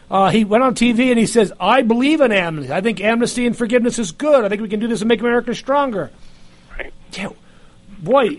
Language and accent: English; New York City, New York, United States; moved away as an adult; now in Georgia, United States; I grew up in New York, and I remember the New York of my youth the 1960s and 1970s